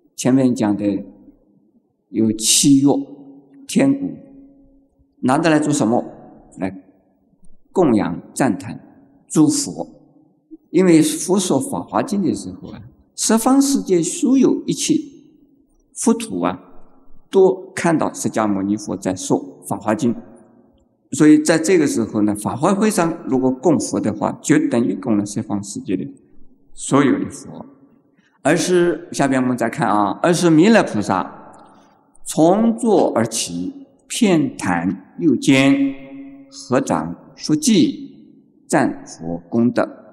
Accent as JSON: {"language": "Chinese", "country": "China", "said": "像我们中国人哭成那个样子的天翻地覆的哭法"}